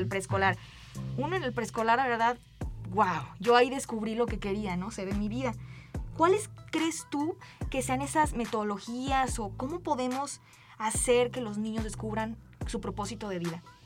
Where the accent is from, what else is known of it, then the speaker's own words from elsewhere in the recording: San Luis Potosí, Mexico; cómo fuimos educados siendo mexicanos, siendo potosinos